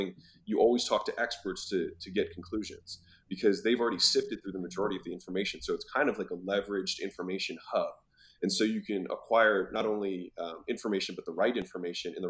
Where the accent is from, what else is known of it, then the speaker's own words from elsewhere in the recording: Baltimore, Maryland, United States; moved away as an adult; also born or lived in Huntington Beach, California; I was from Baltimore